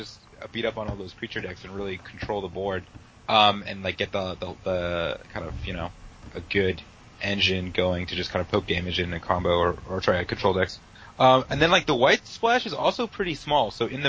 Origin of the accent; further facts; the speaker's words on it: California, United States; now in Washington, D.C., United States; I'm from California, but I live in Washington, D.C.